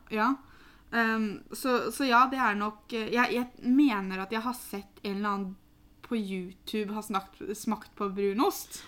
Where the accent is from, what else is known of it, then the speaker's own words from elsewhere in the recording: Norway; som nordmenn